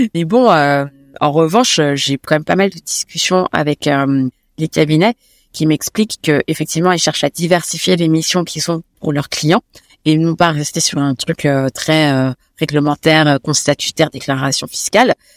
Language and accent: French; Paris, Île-de-France, France; Je suis très Paris parce que j'ai grandi à Paris.